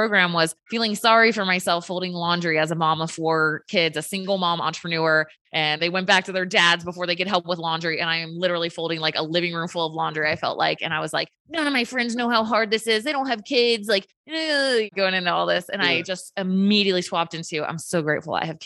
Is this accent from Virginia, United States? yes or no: yes; Virginia, United States; now in Utah, United States; I'm from Virginia, so that's close to home. Grew up going to North Carolina